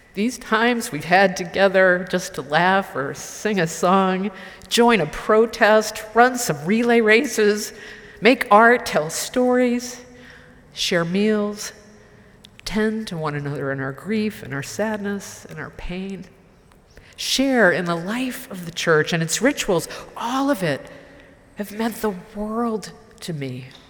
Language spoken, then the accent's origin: English; Marlborough, Massachusetts, United States; growing up in the Unitarian Universalist Church in Marlborough, Massachusetts